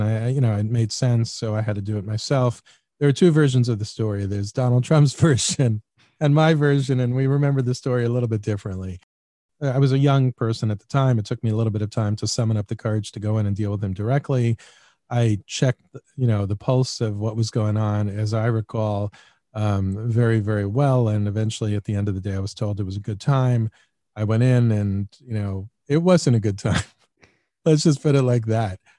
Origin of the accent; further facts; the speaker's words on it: New York City, New York, United States; I grew up in Queens